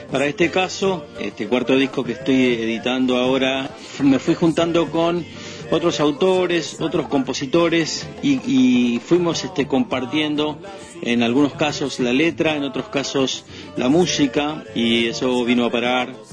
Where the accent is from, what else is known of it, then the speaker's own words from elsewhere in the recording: Las Lomitas, Formosa, Argentina; born there; Soy nacido en Las Lomitas, en la provincia de Formosa. Ando recorriendo un poco nuestro país